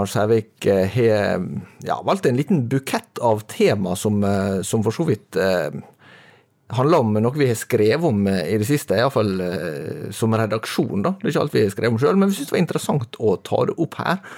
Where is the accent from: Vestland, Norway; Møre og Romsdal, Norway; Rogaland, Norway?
Møre og Romsdal, Norway; I og med at jeg er sunnmøring, så er jo økonomi eh, en, eh, relativt sånn sentral del av